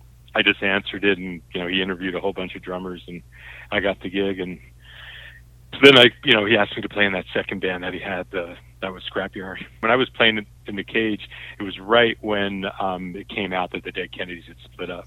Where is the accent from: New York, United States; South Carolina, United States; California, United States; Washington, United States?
New York, United States; I grew up outside New York, and, you know, growing up there, I didn't want to go back there.